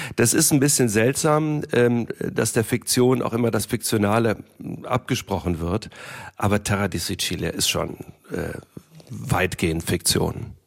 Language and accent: German; Germany; first language German; Ich äh, bin in Deutschland geboren und aufgewachsen. Deutsch ist meine Muttersprache.